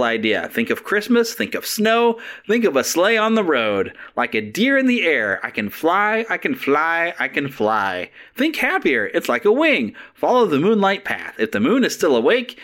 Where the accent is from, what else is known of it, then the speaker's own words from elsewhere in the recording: Kansas City, Missouri, United States; It's one of my hometown team.